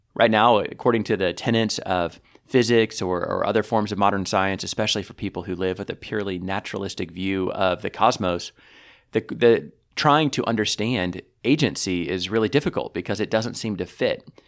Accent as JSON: {"language": "English", "country": "United States", "said": "as an American"}